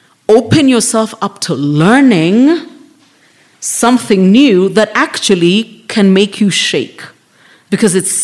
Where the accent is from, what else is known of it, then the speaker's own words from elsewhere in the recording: Nairobi, Kenya; I grew up in South B